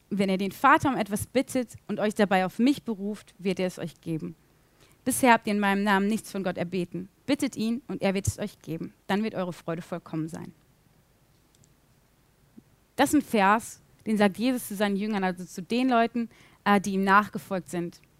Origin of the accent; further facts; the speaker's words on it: Bielefeld, North Rhine-Westphalia, Germany; ich bin in Bielefeld aufgewachsen, ich kenne mich hier eigentlich ziemlich gut aus.